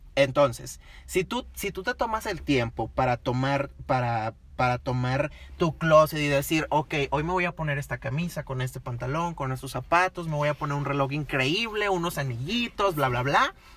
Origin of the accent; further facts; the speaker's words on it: Monterrey, Nuevo León, Mexico; nosotros somos de Monterrey, Nuevo León